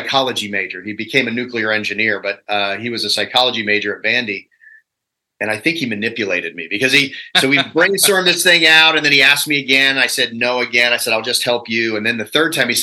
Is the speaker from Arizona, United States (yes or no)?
no; Virginia, United States; I'm a redneck from Virginia